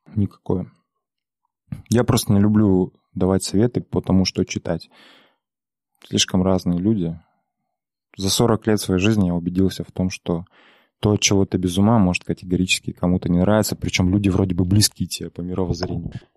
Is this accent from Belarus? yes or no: no; Aktobe, Aktobe Region, Kazakhstan; я мало того, что из Казахстана, из провинциального городка Актюбинска, так я еще и казах